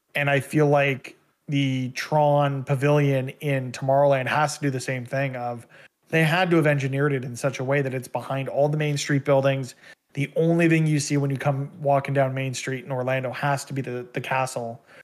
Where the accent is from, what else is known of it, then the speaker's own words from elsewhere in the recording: Canada; as a Canadian citizen